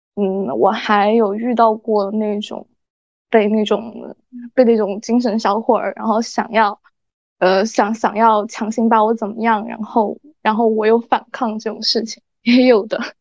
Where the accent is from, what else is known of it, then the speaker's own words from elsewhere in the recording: Sichuan, China; accent: Sichuanese; 差点就说四川话了